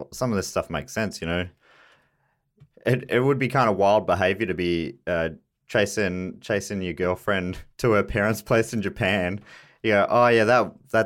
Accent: near Kyneton, country Victoria, Australia; where I was born out near Kyneton Country Vic.

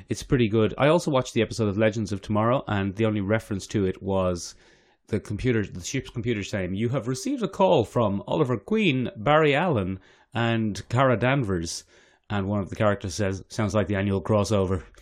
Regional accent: Ireland; as an Irish person

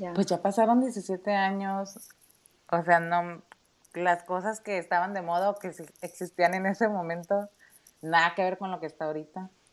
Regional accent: Tijuana, Baja California, Mexico; accent: norteña; moved away as an adult; now in Ingolstadt, Germany; soy originaria de Tijuana, México, soy norteña, ahí por si escuchan mi acento

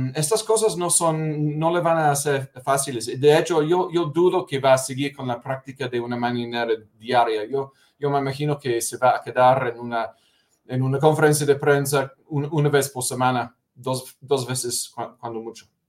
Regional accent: United Kingdom; Spanish is a second language; moved away; la iglesia anglicana en mi país, en, Gran Bretaña

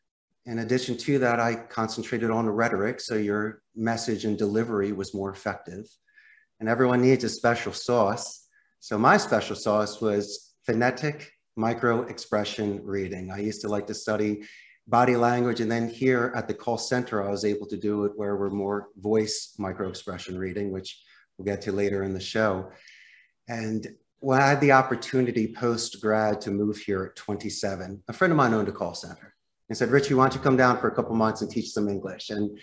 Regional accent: Philadelphia, Pennsylvania, United States; moved away as an adult; also born or lived in Arizona / Costa Rica; When I was growing up in Northeast Philadelphia

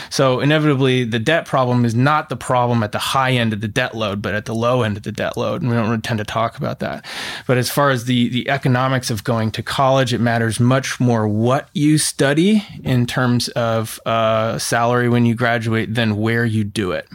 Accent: Oregon, United States; I grew up in Oregon in the nineties

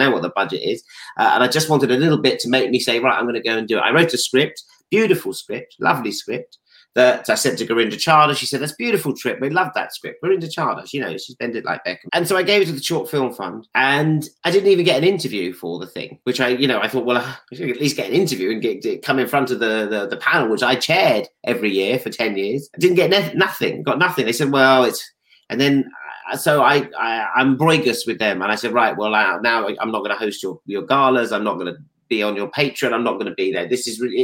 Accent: Stanmore, London, United Kingdom; I'm from Stanmore, actually.

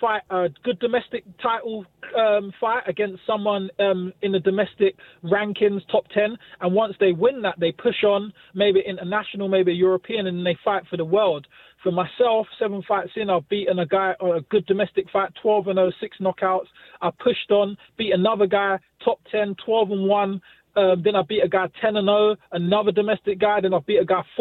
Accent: United Kingdom

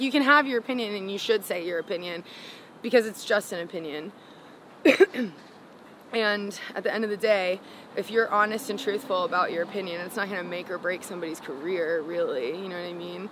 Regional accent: South Florida, United States; also born or lived in Gainesville, Florida; I moved from Gainesville back to South Florida

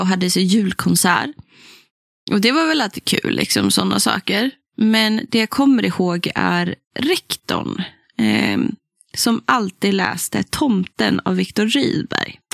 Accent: Västernorrland County, Sweden; där jag har vuxit upp i liksom Ådalen, Ångermanland

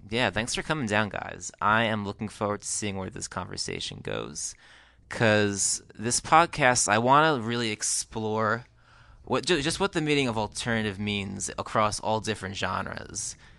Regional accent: New Jersey, United States; In New Jersey, where I grew up

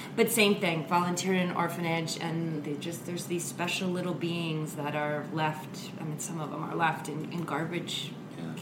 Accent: New York, United States; I'm a New Yorker.

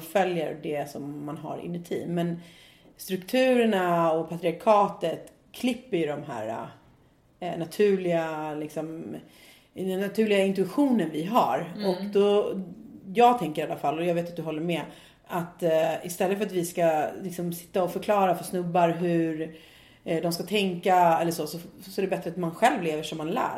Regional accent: Nacka, Stockholm County, Sweden; also born or lived in Ecuador; jag är också från Stockholm. Ehm, jag kommer från en fin förort

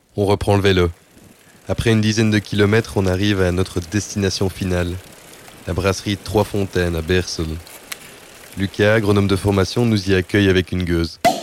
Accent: Belgium; En tant que Belge francophone

